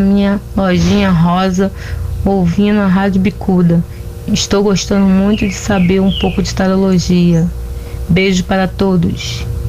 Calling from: Brazil; falo da Rua da Glória, da Rua da Igreja São Jorge, em Jardim Primavera

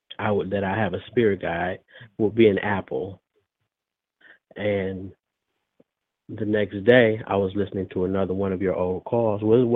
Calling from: Detroit, Michigan, United States; Okay. I'm calling from Detroit.

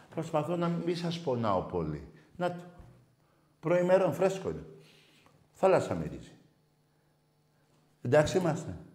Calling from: Moschato, Attica, Greece; από το Μοσχάτο. Έχουμε ξαναμιλήσει πολλές φορές.

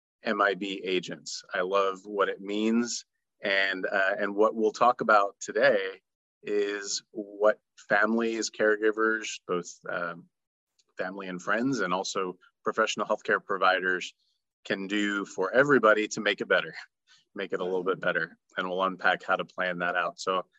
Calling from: Florida, United States; And I'm joining you from North Florida.

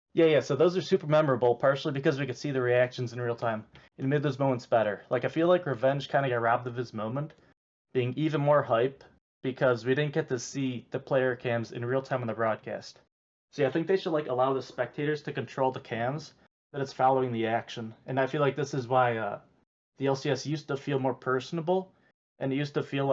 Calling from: Cleveland, Ohio, United States

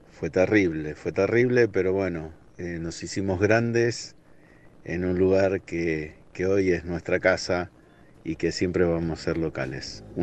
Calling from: Ushuaia, Tierra del Fuego, Argentina; Hola cartones … de Ushuaia.

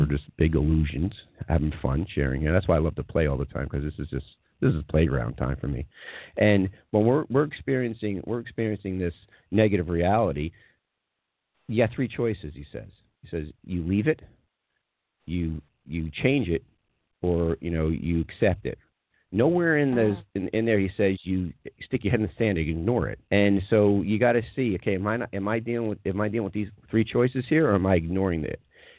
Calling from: Atlanta, Georgia, United States; I'm calling from Atlanta, by the way.

